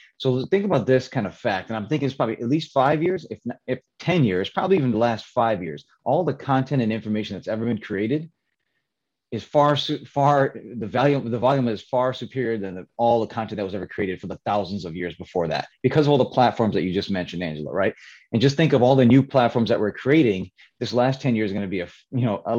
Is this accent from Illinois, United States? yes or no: yes; Chicago, Illinois, United States; also born or lived in New York City area; now in New York, United States; I'm from Chicago area, live in the New York City area now